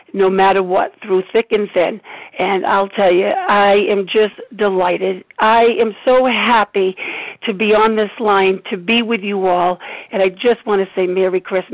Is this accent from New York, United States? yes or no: no; Rhode Island, United States; You know, I'm from Rhode Island.